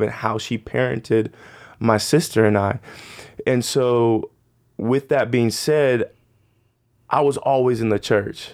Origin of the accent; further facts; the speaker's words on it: Phoenix, Arizona, United States; I grew up in Phoenix, Arizona